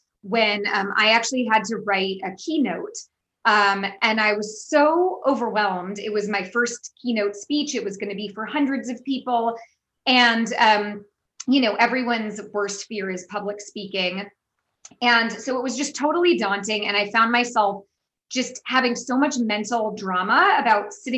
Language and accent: English; San Francisco, California, United States; moved away; I'm obviously from the United States, born and raised in San Francisco, but I have lived all over the world